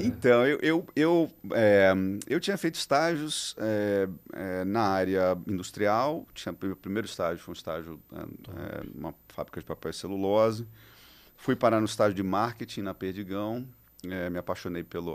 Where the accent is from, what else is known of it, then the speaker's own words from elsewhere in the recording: Espírito Santo, Brazil; moved away; also born or lived in São Paulo; Eu sou capixaba